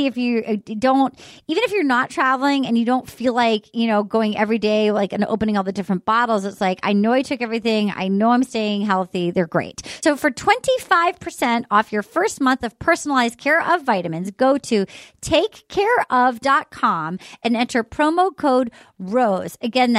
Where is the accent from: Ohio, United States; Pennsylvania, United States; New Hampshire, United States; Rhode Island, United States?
Rhode Island, United States; Little Compton; in my hometown in Little Compton.